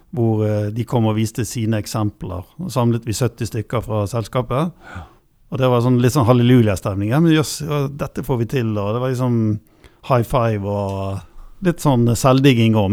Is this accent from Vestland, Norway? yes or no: yes; Bergen, Vestland, Norway; jeg er jo fra Bergen